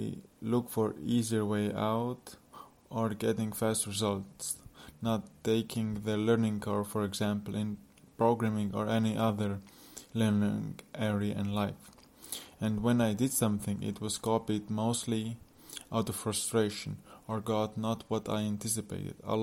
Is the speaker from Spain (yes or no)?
no; Latvia; now in Poland; I'm from Latvia with mixed background, currently in Poland with girlfriend